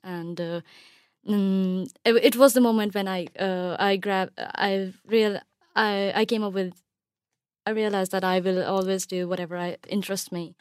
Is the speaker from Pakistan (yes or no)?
yes; Pakistan; moved away as an adult; now in United Kingdom; I'm from Pakistan and, uh, I spent my whole life there and I was even born there.